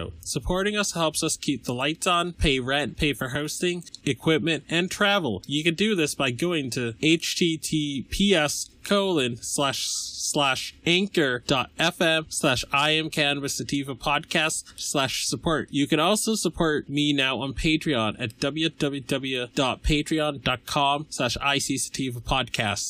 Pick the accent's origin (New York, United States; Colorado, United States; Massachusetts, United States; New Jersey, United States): Massachusetts, United States; born or raised there